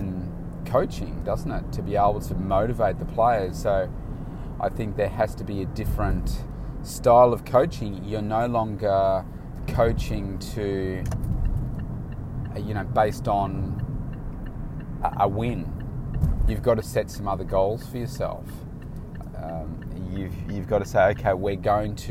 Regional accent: Bendigo, Victoria, Australia; now in Melbourne, Australia; came from Bendigo, which is my hometown

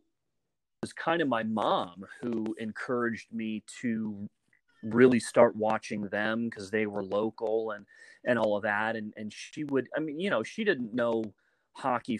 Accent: Woodland Park, Colorado, United States; Grew up in a really small town called Woodland Park, and it's up in the mountains, very cold.

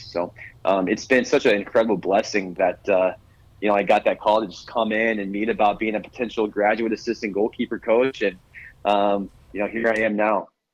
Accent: Tulsa, Oklahoma, United States; now in Arizona, United States; I grew up in Tulsa, Oklahoma.

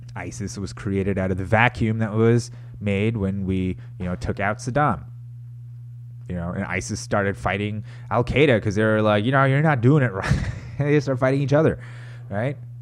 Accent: United States; I'm an American

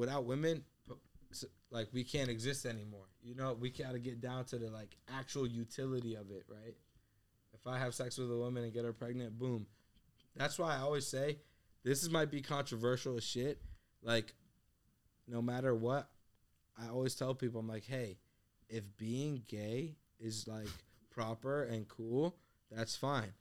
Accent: United States; also born or lived in Afghanistan; The country I was born

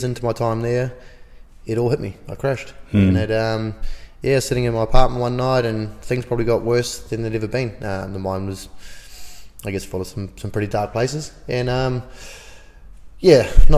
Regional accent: Auckland, New Zealand; growing up in West Auckland, a lot of the boys that grew up there

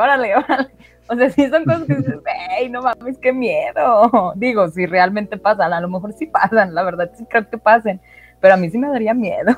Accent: Mexico; estamos en México

